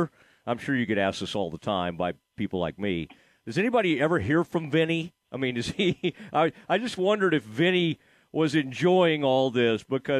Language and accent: English; Dallas, Texas, United States; I grew up in the Dallas area